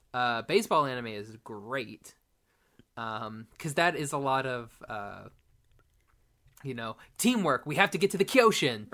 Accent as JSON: {"language": "English", "region": "Oklahoma", "country": "United States", "tie": "born or raised there", "said": "I went to a private school in Oklahoma"}